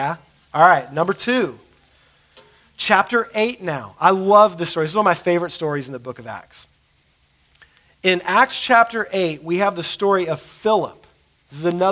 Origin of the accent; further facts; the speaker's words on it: United States; as American Christians